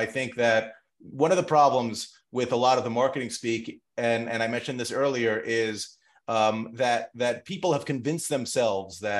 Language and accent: English; New York City, New York, United States; moved away as an adult; now in New Jersey, United States; I'm a New Yorker through and through